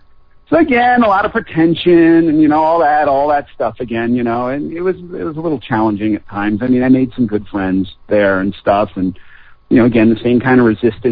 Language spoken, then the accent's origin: English; Longmeadow, Massachusetts, United States; also born or lived in Springfield, Massachusetts / Indian Orchard, Massachusetts; I was born in Springfield, Massachusetts. We lived in a place called Indian Orchard for a while, then we moved to Longmeadow, Massachusetts